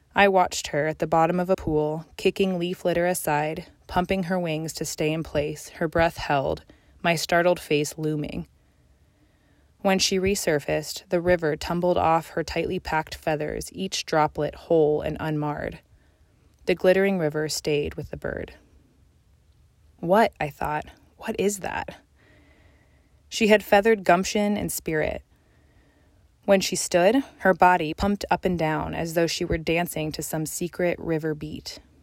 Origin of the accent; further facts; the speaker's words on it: Colorado Mountains, United States; moved away; I was born in the Colorado Mountains